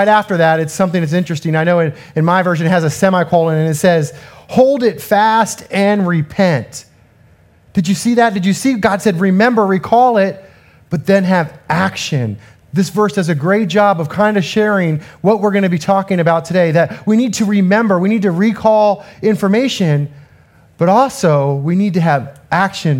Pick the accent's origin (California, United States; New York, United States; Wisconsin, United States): California, United States; Southern; I'm from Southern California